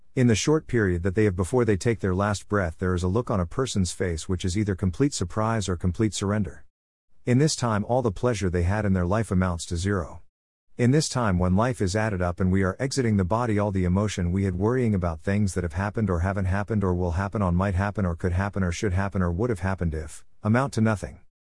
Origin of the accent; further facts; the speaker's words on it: Australia; as an Australian